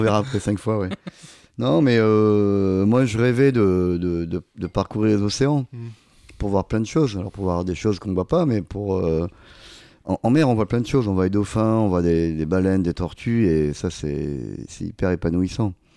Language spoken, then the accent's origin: French; Arcachon, Nouvelle-Aquitaine, France; quand j'étais gamin, j'ai grandi à Arcachon